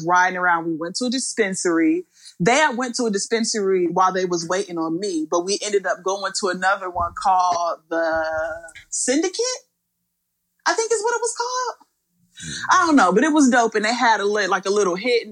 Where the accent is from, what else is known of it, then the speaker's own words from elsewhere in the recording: Ohio, United States; I'm from Ohio. It's flat for the most part